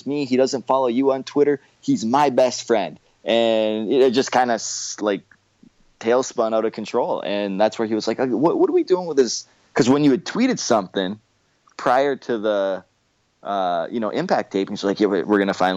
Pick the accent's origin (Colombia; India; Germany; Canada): Canada; Windsor, Ontario; St. Clair College. So just so you know, I graduated from that college. That's my hometown